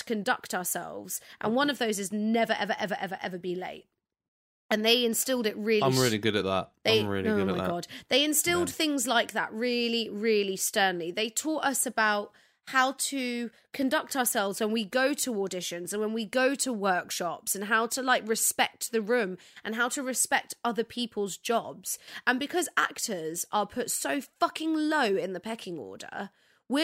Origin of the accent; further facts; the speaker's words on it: Cyprus; I'm from Cyprus.